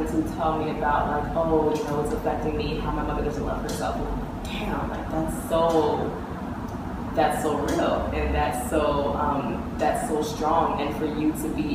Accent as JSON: {"language": "English", "town": "Miami", "region": "Florida", "country": "United States", "tie": "born or raised there", "said": "I grew up in Miami, Florida."}